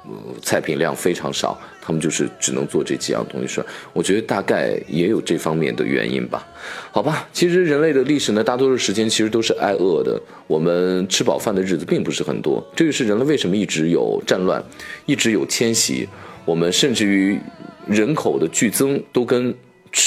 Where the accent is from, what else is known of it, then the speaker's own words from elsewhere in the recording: China; now in United States; 他们知道我从中国来，最终还是给我加上了